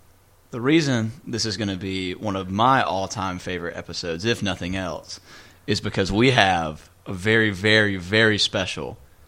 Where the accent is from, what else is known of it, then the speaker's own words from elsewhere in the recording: Anderson, United States; I'm from Anderson.